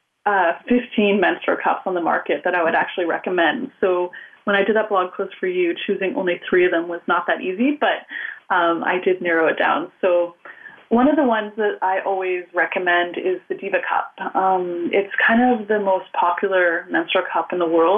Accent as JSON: {"language": "English", "country": "Canada", "said": "I'm Canadian"}